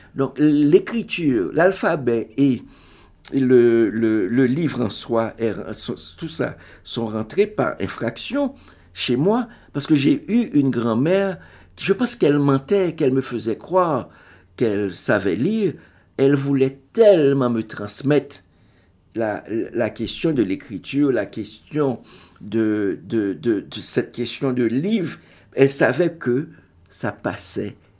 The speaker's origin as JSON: {"language": "French", "country": "Haiti", "first_language": "Haitian Creole", "second_language": "French", "said": "en tant qu'Haïtien, tu ne parles que le créole"}